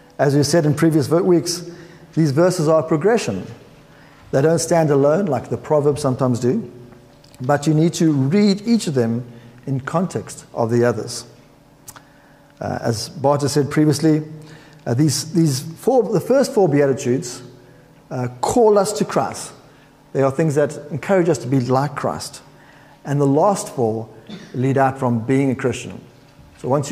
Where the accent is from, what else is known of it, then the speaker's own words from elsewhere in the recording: South Africa; moved away; as a South African